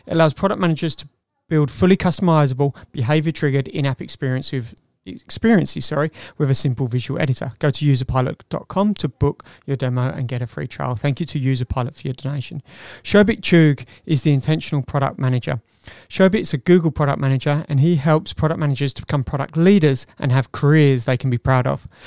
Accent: Wales, United Kingdom; not um, being Welsh, I might

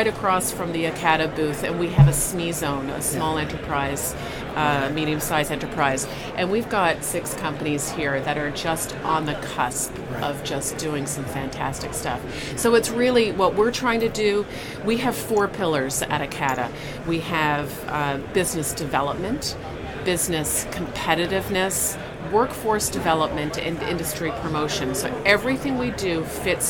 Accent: St. John's, Newfoundland and Labrador, Canada; I'm from St. John's, Newfoundland, and I still live there.

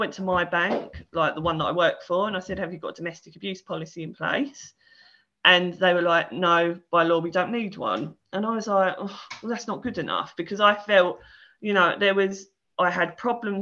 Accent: Essex, East of England, United Kingdom; I'm from Essex

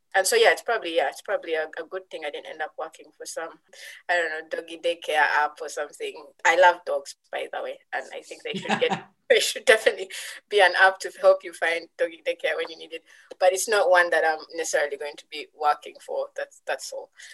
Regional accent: Uganda; moved away as an adult; now in United Kingdom; I was from Uganda

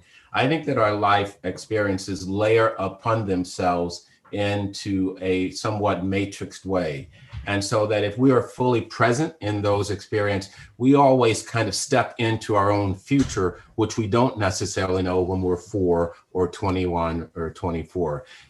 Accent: the South, United States; And in the time I grew up, a Negro preacher, and I'd seen many of them growing up in the South

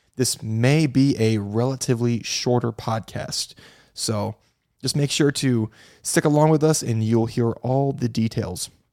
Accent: Midwest, United States; now in Florida, United States; I'm from the Midwest. I live in Florida now

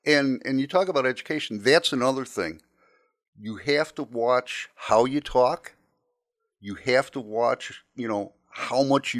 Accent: Chicago, Illinois, United States; So I was, you know, I was from Chicago.

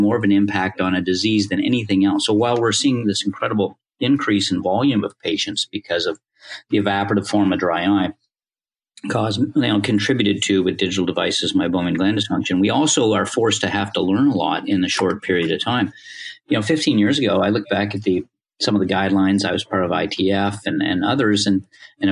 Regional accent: Canada; moved away as an adult; also born or lived in Indiana; growing up in Canada

